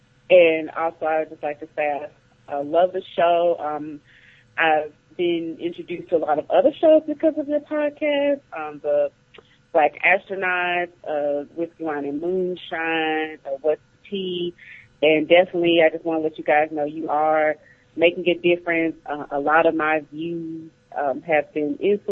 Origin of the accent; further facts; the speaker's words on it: Mississippi, United States; now in Atlanta, United States; I'm in the A right now, but I'm from Mississippi